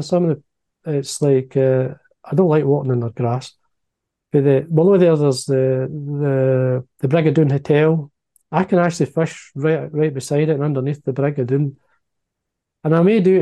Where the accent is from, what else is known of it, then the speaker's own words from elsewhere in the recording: Dalmellington, Scotland, United Kingdom; I was born in Dal Mellenton, which is a small mining village, 15 miles drive from here. And Loch Doon is just the top of the hill, and that's where my playground was.